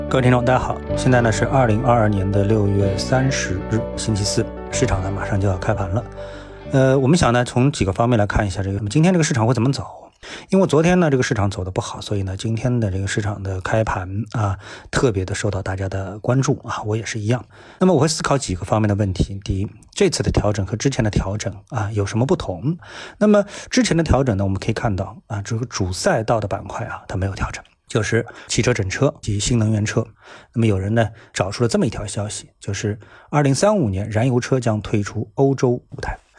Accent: Shanghai, China; 作为一个上海人呢，我一直待在上海

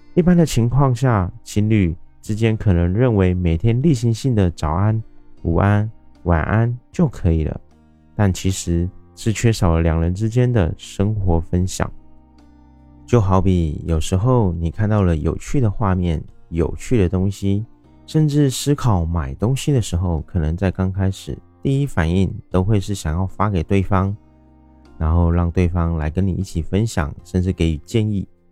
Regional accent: Taiwan; 我是一位来自台湾喜欢旅行与热爱交朋友的

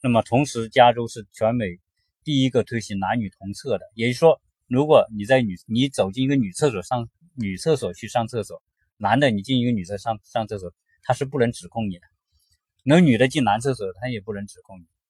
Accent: China; now in California, United States; 我们中国人来到美国

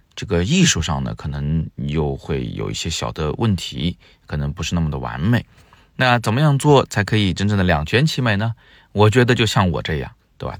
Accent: Changsha, Zhuzhou, Hunan, China; now in Beijing, China; 湖南的长沙、株洲，我们的家乡

